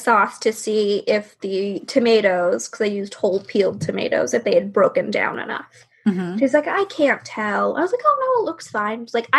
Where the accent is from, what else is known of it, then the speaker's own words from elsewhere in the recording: the South, United States; growing up in the South